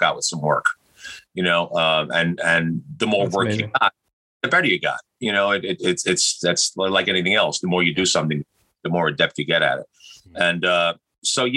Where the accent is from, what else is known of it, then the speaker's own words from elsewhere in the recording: New York City, New York, United States; I was lucky enough to be born and raised in New York City